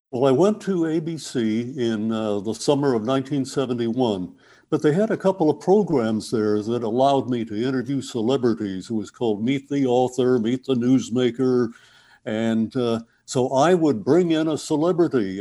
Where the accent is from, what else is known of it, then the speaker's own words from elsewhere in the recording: Corning, New York, United States; When I was growing up in Corning